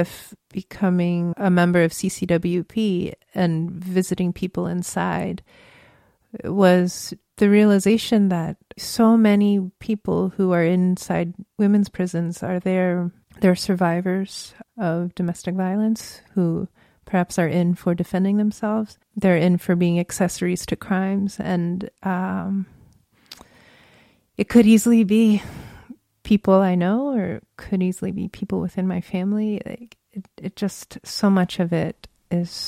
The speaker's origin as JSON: {"language": "English", "region": "Virginia", "country": "United States", "tie": "born or raised there", "moved": "as an adult", "lives_now": "San Francisco, United States", "said": "I grew up in Virginia"}